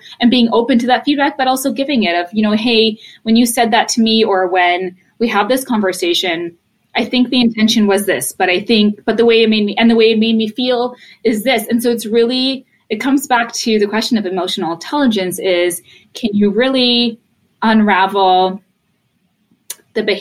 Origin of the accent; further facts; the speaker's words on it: Poland; moved away; I was born in Poland.